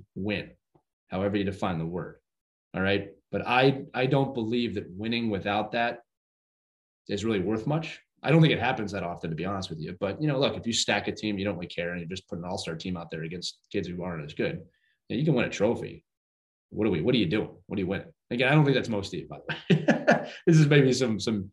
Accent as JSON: {"language": "English", "region": "Northeast", "country": "United States", "said": "I'm from the Northeast"}